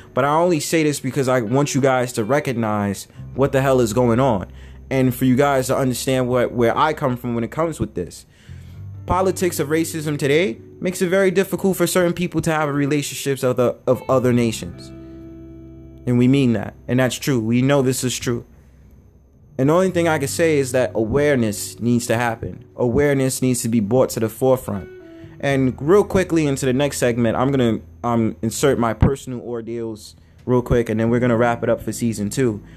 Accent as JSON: {"language": "English", "country": "United States", "tie": "born or raised there", "said": "I was born in America"}